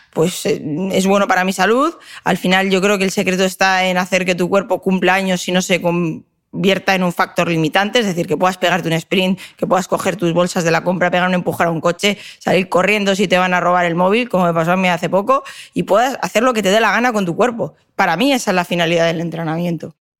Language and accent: Spanish; Madrid, Community of Madrid, Spain; moved away; also born or lived in Valencia; Yo, como soy madrileña, como digo, nacida en Madrid, pero me siento valenciana